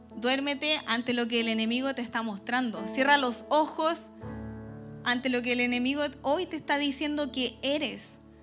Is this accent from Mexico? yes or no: no; Chile; Aquí decimos como buen chileno